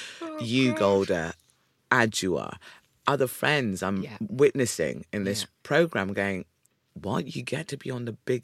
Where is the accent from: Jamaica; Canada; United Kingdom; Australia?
United Kingdom; Ipswich, East of England; also born or lived in South Africa (heritage); my saving grace growing up in Ipswich and Felix, there was the Wolsey Youth Theatre.